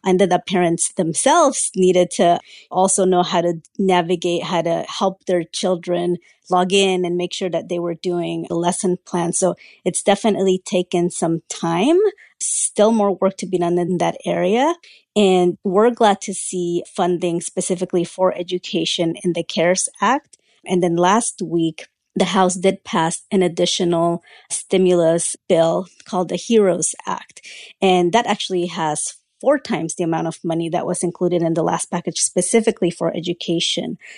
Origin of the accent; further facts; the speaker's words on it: Central Valley, California, United States; English is a second language; I was one of just a handful of Latino students from my school in the Central Valley in California